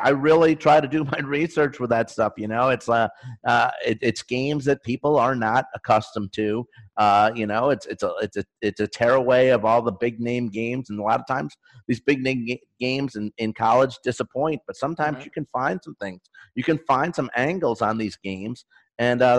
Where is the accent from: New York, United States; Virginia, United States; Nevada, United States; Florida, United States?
New York, United States; northwest of Syracuse; now in Arizona, United States; I grew up northwest of Syracuse, about a half hour away.